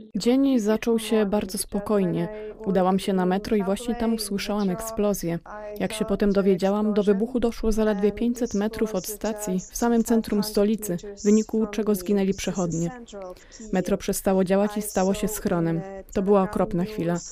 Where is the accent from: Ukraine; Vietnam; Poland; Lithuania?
Ukraine; Dnipro, Dnipropetrovsk Oblast; my, Ukraińcy